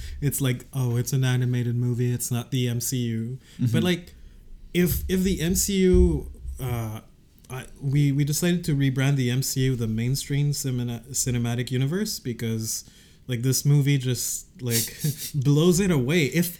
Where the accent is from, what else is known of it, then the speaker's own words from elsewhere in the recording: Canada; We're Canadians.